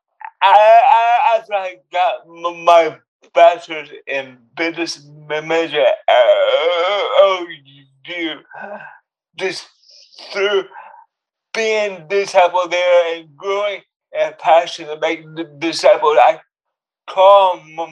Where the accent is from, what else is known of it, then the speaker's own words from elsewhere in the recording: United States; also born or lived in Oklahoma / Texas; now in Hollywood, United States; I'm half from Oklahoma, half from Texas, and they would respond, oh, it's no wonder you speak so slow